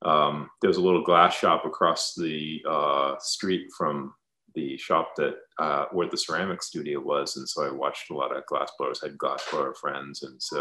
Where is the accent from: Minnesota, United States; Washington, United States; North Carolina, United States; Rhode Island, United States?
Rhode Island, United States; Warwick; also born or lived in Providence, Rhode Island; I was born in Providence, Rhode Island, grew up in Warwick. It's a little south of Providence. So I'm a New England guy originally. It's a nice coastal New England town.